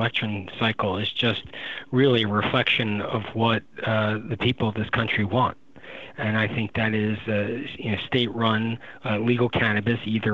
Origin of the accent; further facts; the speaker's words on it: Pennsylvania, United States; We're from Pennsylvania